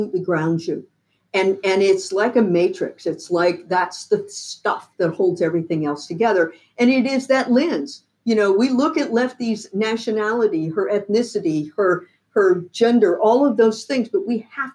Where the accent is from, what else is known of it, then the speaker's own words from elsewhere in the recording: the South, United States; I'm a Southerner. You know, I'm a good Southern girl.